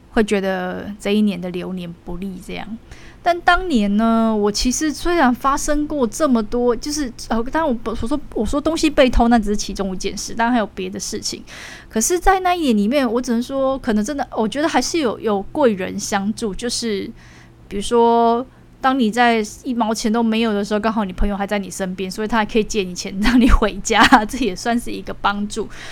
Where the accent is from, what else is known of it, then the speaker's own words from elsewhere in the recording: Taiwan; 生为台湾人的骄傲